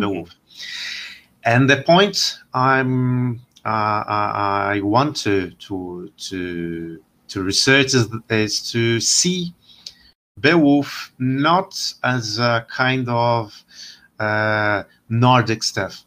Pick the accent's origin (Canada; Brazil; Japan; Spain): Brazil; also born or lived in Winchester; I'm from Brazil, and actually, I am a historian here in, in Brazil